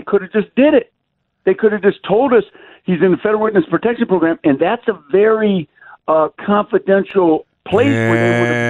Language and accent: English; Detroit, Michigan, United States; I've seen guys sitting in prison cells in Wayne County Jail in Detroit. I'm from Detroit.